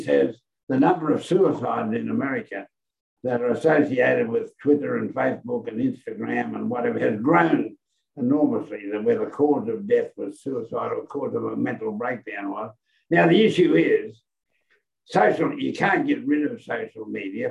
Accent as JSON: {"language": "English", "region": "Queensland", "country": "Australia", "said": "as a Queenslander"}